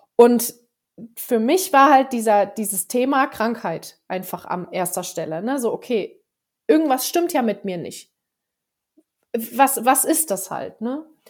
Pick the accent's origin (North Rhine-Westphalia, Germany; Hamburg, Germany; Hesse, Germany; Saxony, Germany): Hesse, Germany; Frankfurt area; moved away as an adult; now in Allgäu, Germany; vom Frankfurter Raum, wo ich ursprünglich eigentlich herkomme. Äh, ich bin aber trotzdem auf dem Dorf aufgewachsen